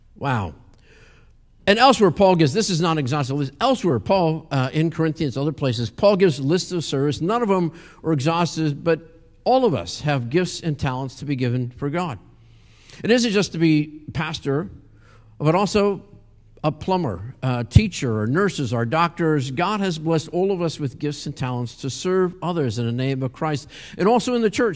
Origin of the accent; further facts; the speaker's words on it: Pennsylvania, United States; I grew up in Pennsylvania